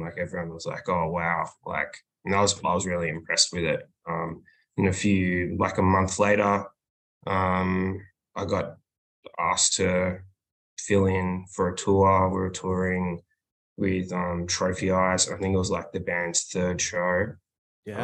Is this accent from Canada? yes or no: no; Melbourne, Victoria, Australia; We're from Melbourne, Australia